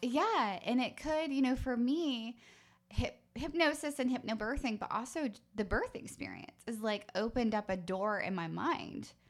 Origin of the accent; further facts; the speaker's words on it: United States; as American women, as American mothers